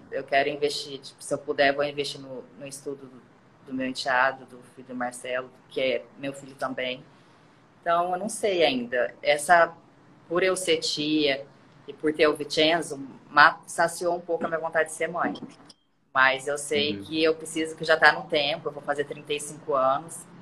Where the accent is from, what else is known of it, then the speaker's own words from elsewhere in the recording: Londrina, Paraná, Brazil; moved away as an adult; now in Rio de Janeiro, Brazil; Eu saí de uma cidadezinha, eu saí de Londrina. Mas a minha infância eu vivi numa cidade muito pequenininha, que era Grande Silos